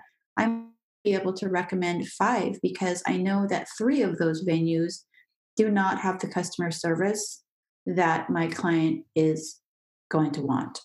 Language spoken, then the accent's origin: English; United States; moved away as an adult; now in France; as an American